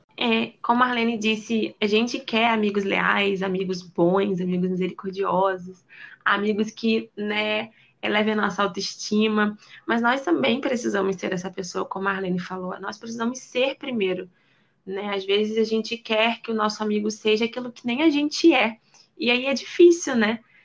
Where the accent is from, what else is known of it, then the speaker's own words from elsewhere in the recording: Rio de Janeiro, Brazil; eu sou carioca